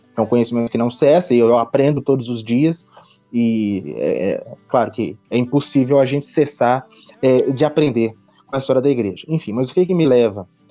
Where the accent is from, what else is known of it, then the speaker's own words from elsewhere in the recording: Brazil; nós somos brasileiros